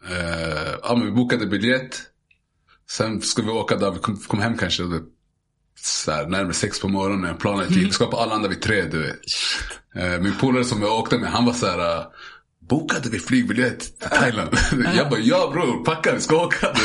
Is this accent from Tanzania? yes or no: yes; Zanzibar, Tanzania; Ja, men vi käkar, alltså vi käkade, jag kommer från Zanzibar.